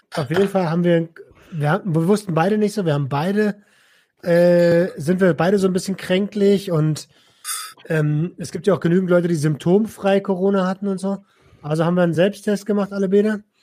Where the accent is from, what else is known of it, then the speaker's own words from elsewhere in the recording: Berlin, Germany; ich habe früher als Jugendlicher in Berlin